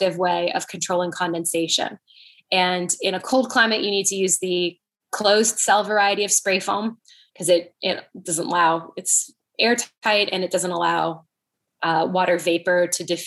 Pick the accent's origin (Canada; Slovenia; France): Canada; moved away; I'm from Canada growing up